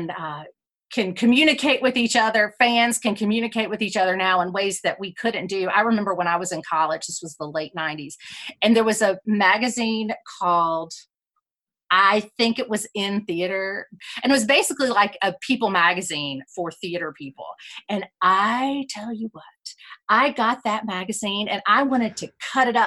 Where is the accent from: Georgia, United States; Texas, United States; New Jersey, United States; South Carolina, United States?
South Carolina, United States; now in Asheville, United States; Well, I'm in the southeast. I'm originally from South Carolina, but I live now in North Carolina, right outside of Asheville.